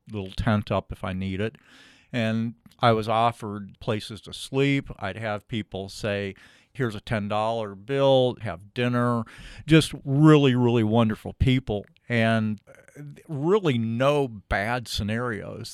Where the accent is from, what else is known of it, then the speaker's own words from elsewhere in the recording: Louisville, Kentucky, United States; moved away as an adult; also born or lived in Boulder / Alaska; I am a Louisville guy. As a little kid, grew up over in the Hikes Point area, pretty much East End kid, and went to Ballard High School